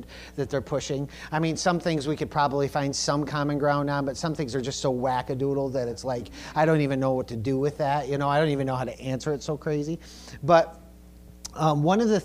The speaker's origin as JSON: {"language": "English", "country": "United States", "said": "we're American"}